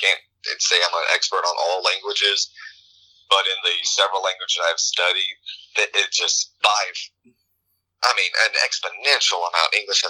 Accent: Houma, Louisiana, United States; also born or lived in New Mexico; I was born in New Mexico, but that doesn't really count because we're just kind of a random transplant there when my dad was getting started in the oil industry. But I grew up in a place called Houma, Louisiana. It's like on the tip of the Gulf.

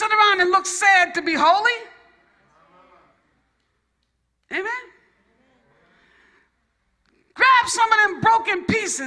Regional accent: New York, United States; I'm from New York.

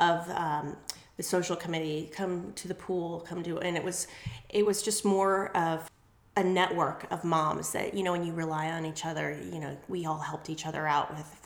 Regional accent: New York, United States; also born or lived in Colorado; now in East Cobb, United States; I'm from New York, actually. So I'm one of the Yankees that live down

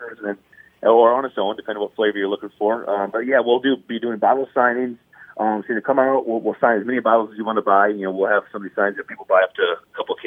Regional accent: South Dakota, United States; now in Minnesota, United States; I grew up in South Dakota as a Duck Duck Goose fan

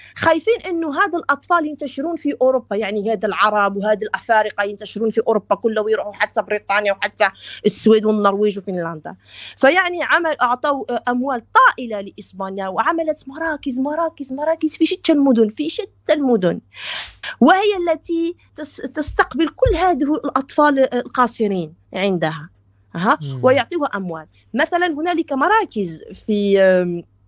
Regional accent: Belgium; also born or lived in Morocco; انا ترعرعت في بلجيكا درست من الحضانه الى الجامعه في بلجيكا

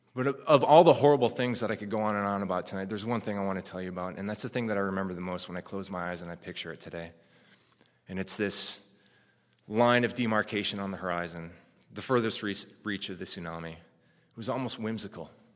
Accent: North Woods of Minnesota, United States; moved away as an adult; I grew up Japanese in the North Woods of Minnesota

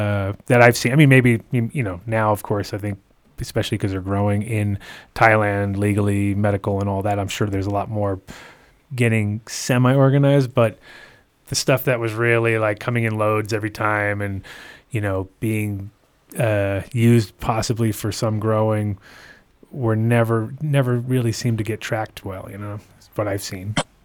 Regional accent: East Coast, United States; moved away; I mean, there was always Afghan when I was growing up on the East Coast up until, you know, 87, 88.

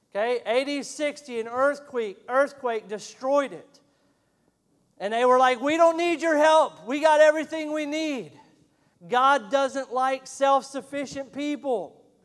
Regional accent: Montana, United States; moved away; I'm from Montana originally, and I love fly fishing and we have a world class trout stream that runs right through my hometown

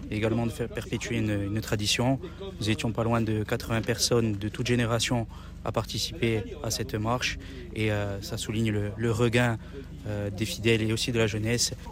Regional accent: Ajaccio, Corsica, France; en tant qu'Ajaxien, en tant que Corse, mais surtout en tant que chrétien.

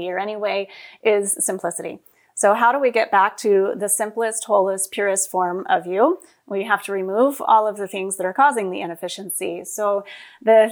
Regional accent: West Texas, United States; We grew up in West Texas, and we would drive 30 miles to the nearest grocery store.

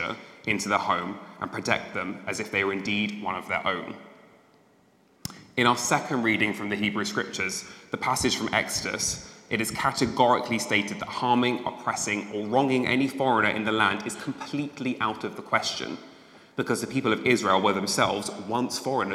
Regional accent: United Kingdom; As a British gay man

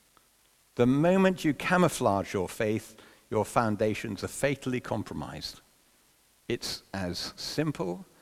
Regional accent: London, United Kingdom; growing up in London

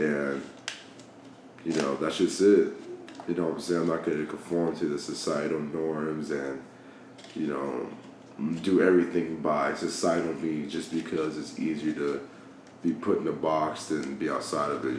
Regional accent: Dallas, Georgia, United States; also born or lived in Virginia; from Dallas, Georgia

